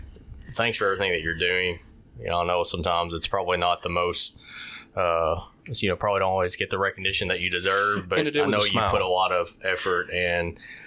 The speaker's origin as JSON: {"language": "English", "town": "Paducah", "region": "Kentucky", "country": "United States", "said": "I'm from here. I'm from Paducah."}